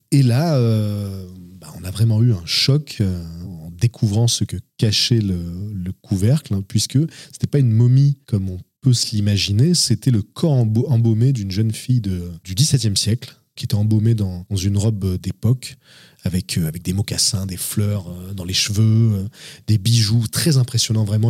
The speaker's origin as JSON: {"language": "French", "town": "Avignon", "region": "Provence-Alpes-Côte d'Azur", "country": "France", "tie": "born or raised there", "said": "je suis né à Avignon et j'ai grandi euh, dans la région d'Avignon. C'est une région que je n'ai jamais quittée"}